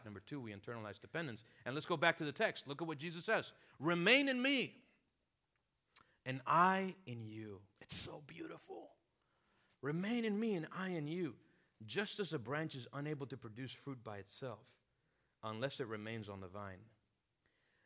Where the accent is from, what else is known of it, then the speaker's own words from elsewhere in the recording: Venezuela; moved away; also born or lived in South Florida / Miami / Chicago; I'm from Venezuela, have lived here in South Florida, pastored here at a church for a season